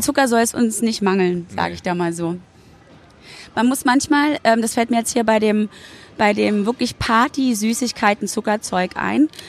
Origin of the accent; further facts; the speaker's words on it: Berlin, Germany; auch wenn ich in Berlin wohne und da groß ja. geworden bin. Ich bin ja auch in der DDR geboren worden